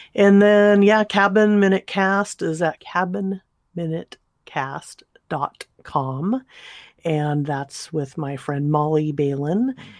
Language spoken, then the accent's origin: English; Southern California, United States; I grew up in Southern California